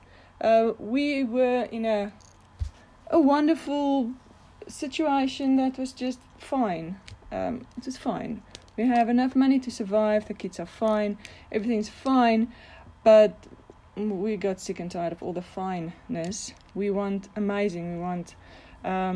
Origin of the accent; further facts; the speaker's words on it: Bloemfontein, Free State, South Africa; I am from Bloemfontein in South Africa